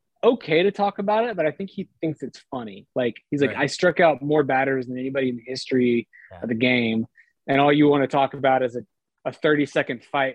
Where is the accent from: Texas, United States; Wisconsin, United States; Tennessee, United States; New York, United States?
Texas, United States; Houston; I was born and raised in Houston